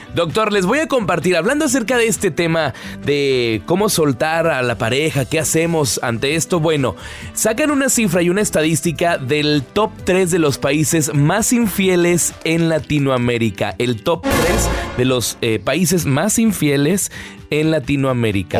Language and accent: Spanish; Mexico; Nosotros como mexicanos